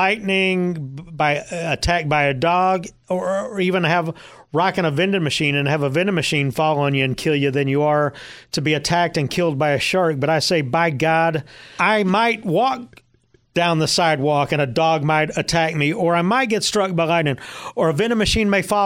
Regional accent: Dallas, Texas, United States; also born or lived in Fort Worth, Texas; a DFW native. I was born in Fort Worth and grew up on the Dallas side

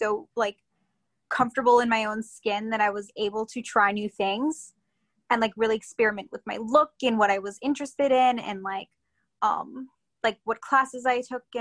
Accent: Long Island, New York, United States; also born or lived in Queens, New York / North Carolina; I was born in Queens and grew up on Long Island

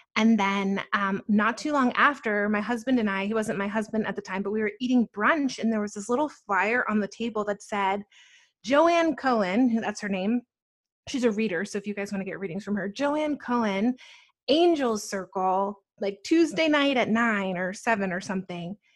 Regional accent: Atlanta, Georgia, United States; also born or lived in New Jersey / New York City; I was born in New Jersey and I grew up there until about nine. And then ever since I've been living in Atlanta

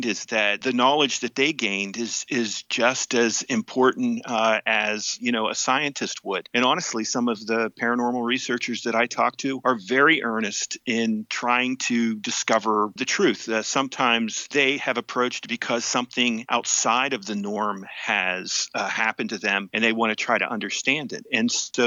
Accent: Tyrone, Pennsylvania, United States; I'm from Tyrone, Pennsylvania

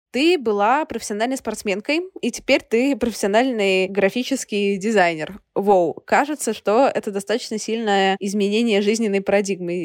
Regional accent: Russia; я сама из России

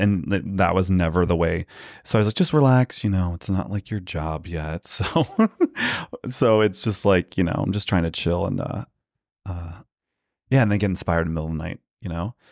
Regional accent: outside Philadelphia, Pennsylvania, United States; moved away; also born or lived in New York; Pennsylvania, like, outside Philly

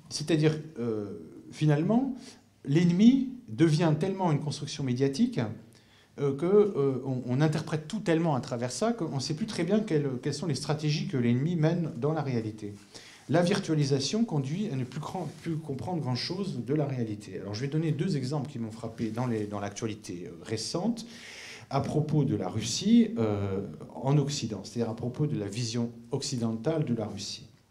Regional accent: France; chez nous en France

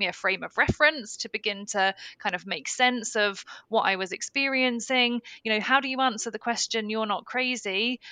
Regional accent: United Kingdom; being a Brit

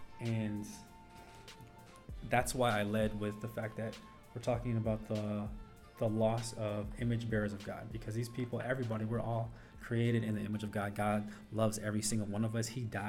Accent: North Carolina, United States; So I am from North Carolina. I currently live in Durham, North Carolina.

